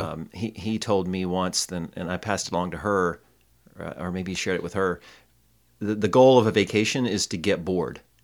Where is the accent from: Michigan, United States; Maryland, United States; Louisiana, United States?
Michigan, United States; I'm from Michigan